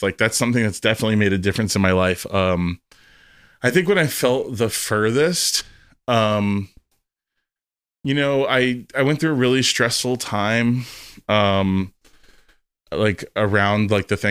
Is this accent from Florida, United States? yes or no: yes; Fort Lauderdale, Florida, United States; I grew up in Fort Lauderdale